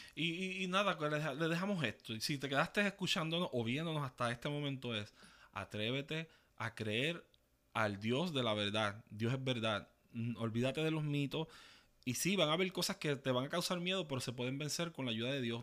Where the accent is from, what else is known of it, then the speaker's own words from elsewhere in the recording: Ceiba, Puerto Rico; also born or lived in Fajardo / New York; Yo nací en Fajardo, me crié en Ceiba